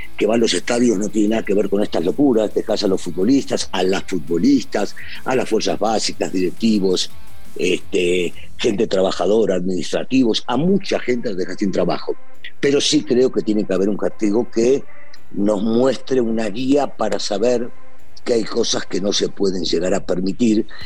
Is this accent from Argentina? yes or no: yes; Argentina; now in Mexico